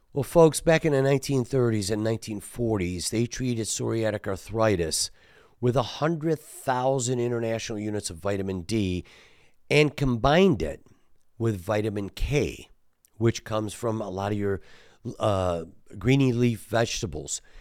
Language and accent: English; Detroit, Michigan, United States; we're from Detroit